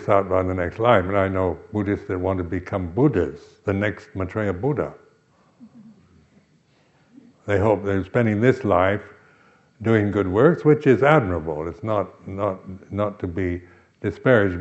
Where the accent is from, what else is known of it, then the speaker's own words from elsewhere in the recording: United States; I am American